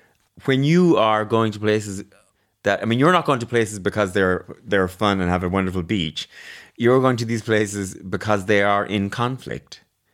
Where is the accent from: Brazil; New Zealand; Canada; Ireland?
Ireland; I'm Irish.